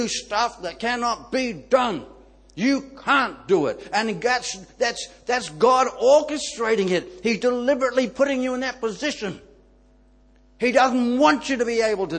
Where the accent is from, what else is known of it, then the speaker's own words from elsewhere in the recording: Ireland; I'm Irish